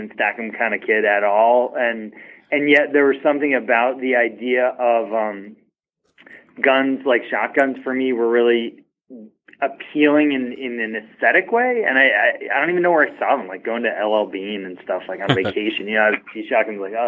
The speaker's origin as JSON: {"language": "English", "town": "Boston", "region": "Massachusetts", "country": "United States", "tie": "born or raised there", "said": "I grew up in Greater Boston, suburban Boston, like 20 miles from the city"}